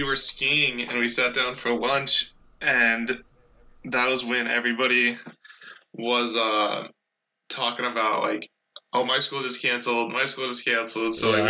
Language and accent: English; United States